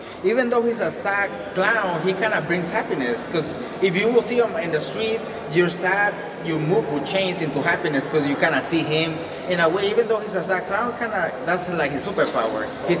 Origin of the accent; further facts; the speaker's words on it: Los Angeles, California, United States; I'm from Los Angeles.